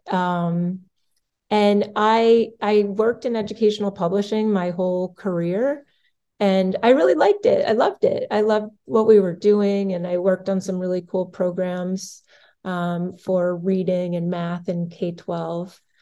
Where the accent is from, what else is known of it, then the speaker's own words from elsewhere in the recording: Massachusetts, United States; I grew up in Massachusetts